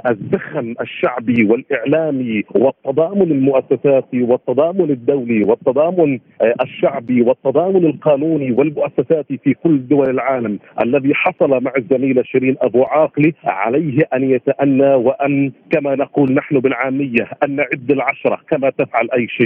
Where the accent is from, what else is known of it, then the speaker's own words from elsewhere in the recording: Palestine; also born or lived in Ramallah; دعنا نلوم أنفسنا نحن أيضا كفلسطينيين